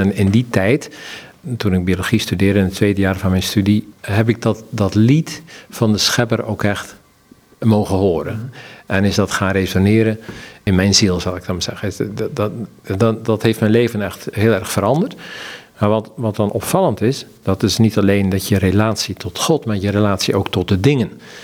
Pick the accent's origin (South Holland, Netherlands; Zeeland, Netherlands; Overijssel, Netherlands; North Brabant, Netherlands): Zeeland, Netherlands; De agrarische samenleving in het dorp waar ik ben opgegroeid, hè, in Zeeland